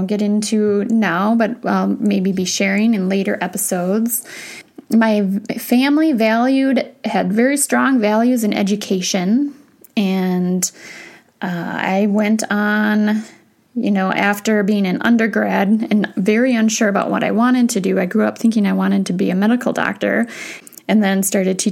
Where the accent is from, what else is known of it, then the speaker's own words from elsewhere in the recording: Wisconsin, United States; I grew up in Wisconsin